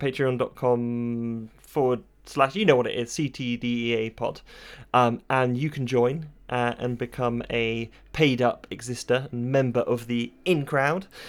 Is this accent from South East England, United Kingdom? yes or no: no; Cheltenham, South West England, United Kingdom; accent: burr; we're from Cheltenham, Gloucestershire